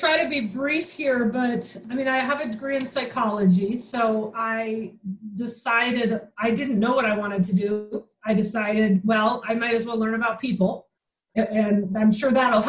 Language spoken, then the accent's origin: English; Michigan, United States; I'm from Michigan.